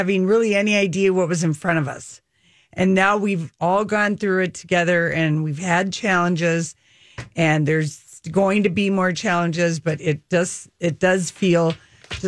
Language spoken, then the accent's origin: English; Minnesota, United States; we're from Minnesota